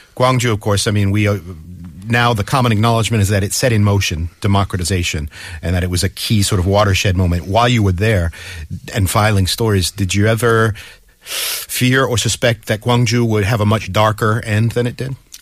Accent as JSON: {"language": "English", "region": "Massachusetts", "country": "United States", "moved": "yes", "lives_now": "Seoul, South Korea", "said": "Massachusetts, my home state"}